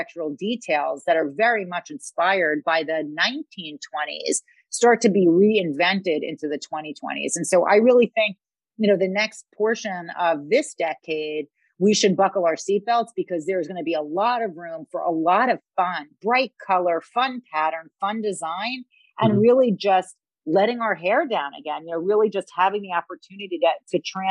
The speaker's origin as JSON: {"language": "English", "town": "New York City", "region": "New York", "country": "United States", "tie": "born or raised there", "said": "I grew up in Queens, which is one of the boroughs of New York."}